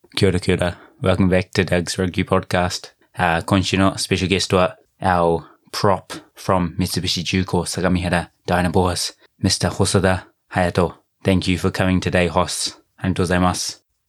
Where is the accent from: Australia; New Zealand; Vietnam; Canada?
New Zealand; now in Japan; 僕の母国ニュージーランド